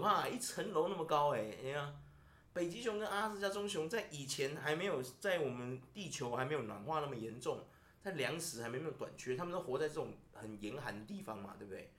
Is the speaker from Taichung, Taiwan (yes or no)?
yes; Taichung, Taiwan; 我们台中刚刚有两百八十，大台中有两百八十万人